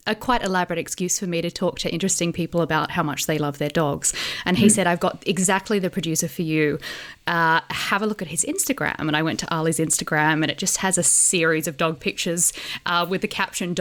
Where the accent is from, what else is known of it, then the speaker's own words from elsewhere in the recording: Australia; moved away as an adult; now in United Kingdom; I'm an Australian journalist who's been living in the UK for 6 years